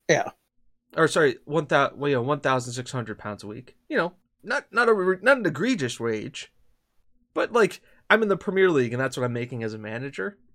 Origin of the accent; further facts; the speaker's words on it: Corby, East Midlands, United Kingdom; But I was born and raised in Corby.